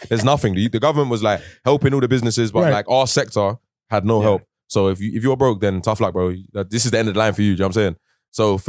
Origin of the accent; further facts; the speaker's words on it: England, United Kingdom; Because I'm English, obviously, it's a bit easier for me.